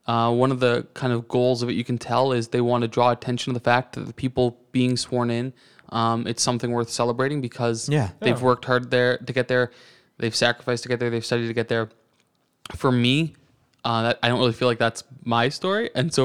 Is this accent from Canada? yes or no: yes; Canada; We, you know, where are you immigrating from? Canada.